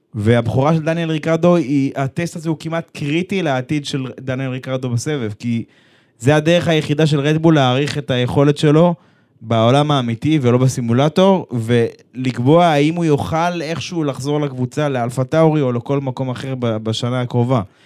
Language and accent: Hebrew; Israel